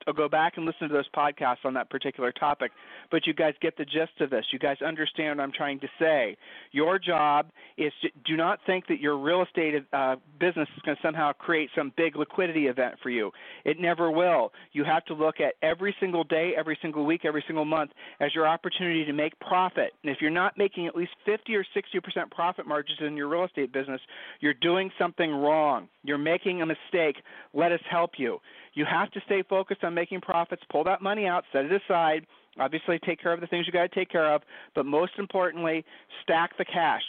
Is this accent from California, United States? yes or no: no; Ohio, United States; we're from Ohio